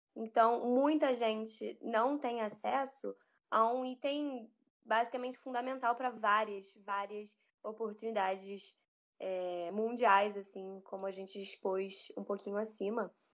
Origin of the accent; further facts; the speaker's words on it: Brazil; nós brasileiros é, podemos eventualmente falar o inglês como segunda língua